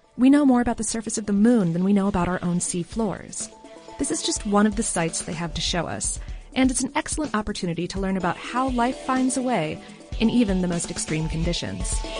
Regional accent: Florida, United States; I'm, I'm from Florida

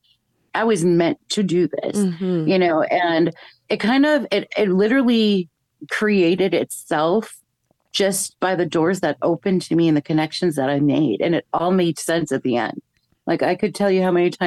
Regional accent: Chicago, Illinois, United States; I grew up in Chicago. I started school here

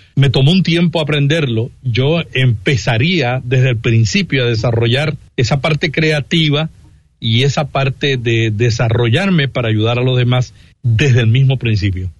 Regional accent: Santa Isabel, Puerto Rico; Yo vengo de un pueblito en Puerto Rico que se llama Santa Isabel, 19 mil habitantes, muy pequeño

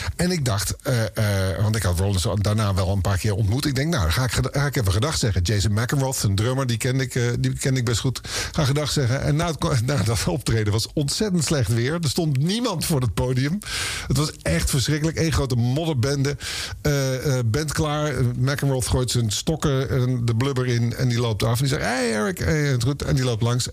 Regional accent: Oosterbeek, Gelderland, Netherlands; ik kwam uit Oosterbeek bij Arnhem in de buurt

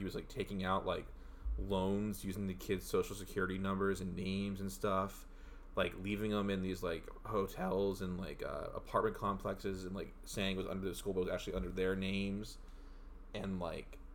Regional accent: Canton, Ohio, United States; my hometown

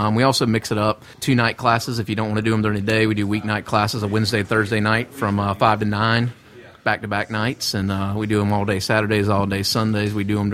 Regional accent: the South, United States; accent: southern; my southern accent

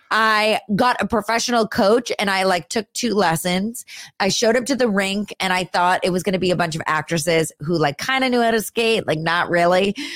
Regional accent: California, United States; also born or lived in Los Angeles; I grew up up north in the Bay Area. Okay. I was born at Stanford University, so up there.

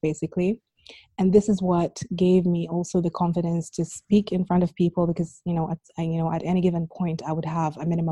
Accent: Abu Dhabi, United Arab Emirates; also born or lived in Sudan; growing up here in Abu Dhabi, like when I started school, I was really, really young.

